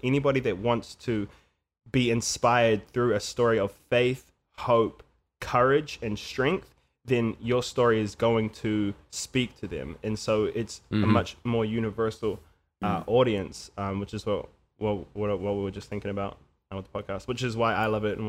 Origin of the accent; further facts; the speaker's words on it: New Zealand; I come from New Zealand, man